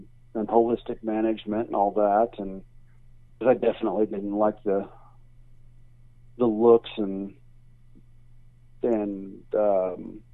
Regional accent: Kansas City, Missouri, United States; moved away as an adult; I was raised in Kansas City, Missouri

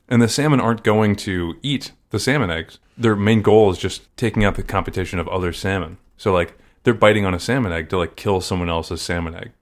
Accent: Maryland, United States; I'm from Maryland.

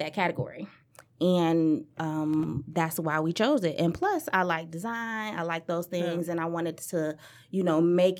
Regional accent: Detroit, Michigan, United States; Born and raised in Detroit. We grew up on the West Side, 7 Mile.

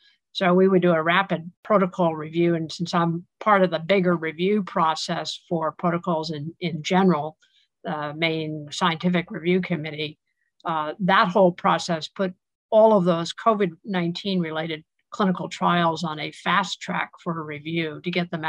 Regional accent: Manhattan, New York, United States; True. I'm one of the few natives.

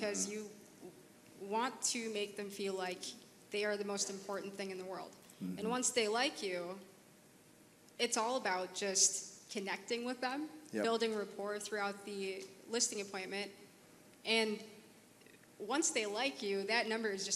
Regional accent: Minneapolis, Minnesota, United States; I'm from Minneapolis.

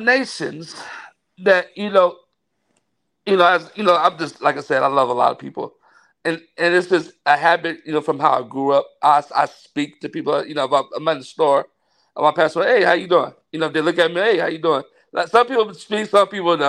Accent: Daly City, California, United States; born or raised there; also born or lived in San Francisco / Stockton

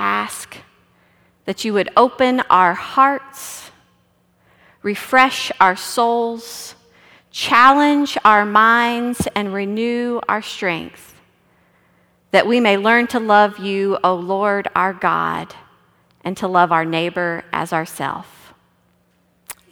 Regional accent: Texas, United States; I'm from Texas

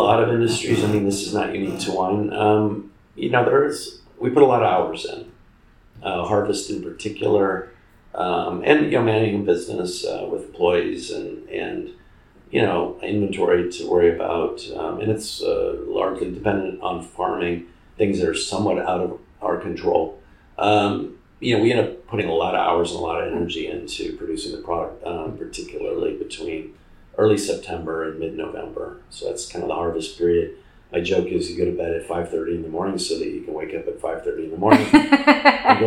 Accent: Fresno, California, United States; moved away as an adult; now in Paso Robles, United States; I come from the Fresno area, Central Valley, which I describe to people as the Midwest of California

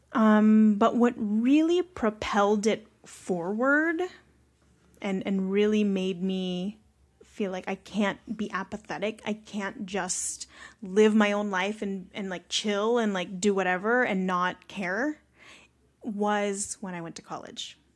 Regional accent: Carson, California, United States; also born or lived in Long Beach; I'm just from Long Beach

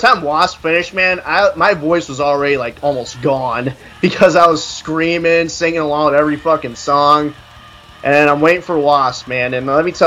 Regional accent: Goshen, Indiana, United States; Goshen, Indiana.

